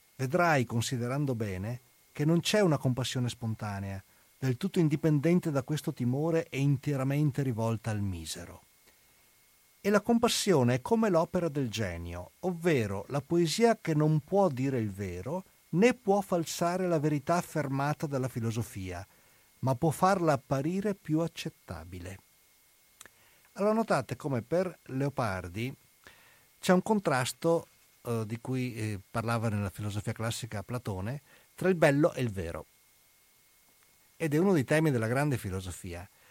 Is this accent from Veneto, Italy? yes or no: yes; Venice, Veneto, Italy; sono andato da veneziano, sono andato nelle Marche a insegnare